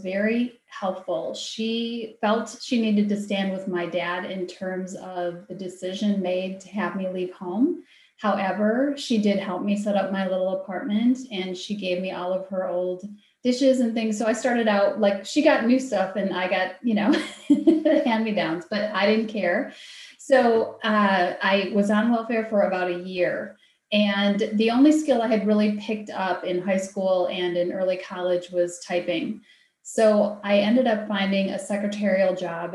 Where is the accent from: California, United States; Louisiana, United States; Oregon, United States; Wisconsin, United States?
Wisconsin, United States; my home state is Wisconsin